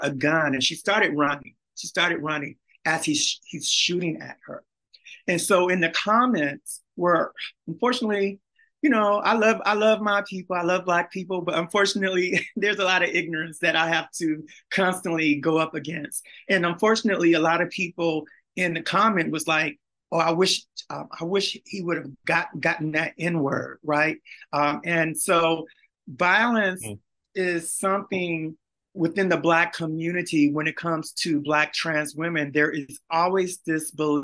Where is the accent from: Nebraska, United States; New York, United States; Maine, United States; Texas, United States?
Texas, United States; Beaumont; I'm also from Beaumont, Texas